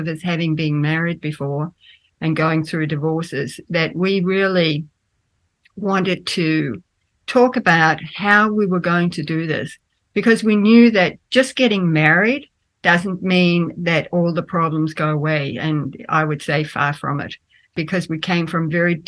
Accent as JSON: {"language": "English", "country": "Australia", "tie": "born or raised there", "also_born_or_lived": "Denmark", "said": "I grew up in Australia. I was born in Denmark, but I grew up in Australia"}